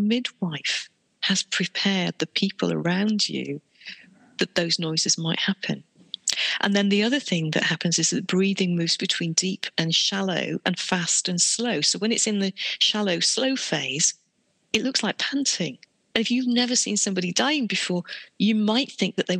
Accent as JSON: {"language": "English", "country": "United Kingdom", "said": "we're British"}